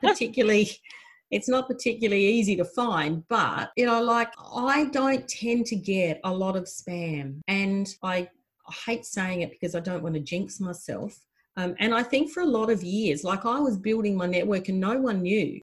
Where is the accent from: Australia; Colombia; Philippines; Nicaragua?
Australia; South Australia; I was a farmer from South Australia